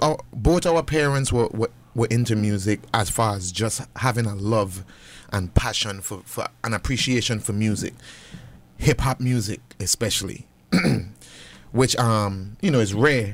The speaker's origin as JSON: {"language": "English", "town": "Charlotte Amalie", "country": "U.S. Virgin Islands", "tie": "born or raised there", "moved": "yes", "said": "growing up in the Virgin Islands"}